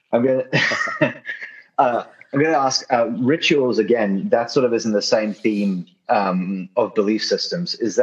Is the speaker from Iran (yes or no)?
no; New Zealand; moved away as an adult; also born or lived in Australia; now in United States; I moved to the US last year, but I lived here once before that for about a year in the past. And I'm from New Zealand